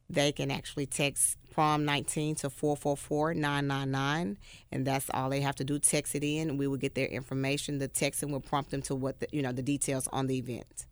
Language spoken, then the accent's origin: English; Memphis, Tennessee, United States; I'm from White Haven, graduated from White Haven High School, nineteen ninety-five